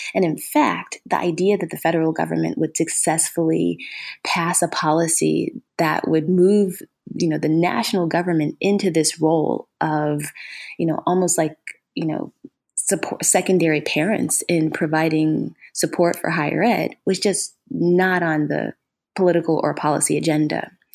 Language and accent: English; Ohio, United States; moved away; also born or lived in Minnesota / Georgia; I'm originally from Ohio